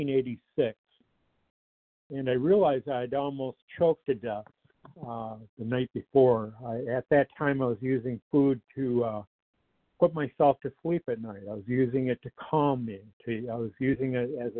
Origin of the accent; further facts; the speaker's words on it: Detroit, Michigan, United States; I grew up in the Metro Detroit area.